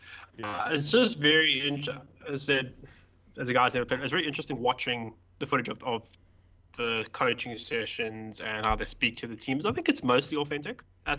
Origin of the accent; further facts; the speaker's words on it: South Africa; first language English; as a South African that I barely speak any other language apart from English.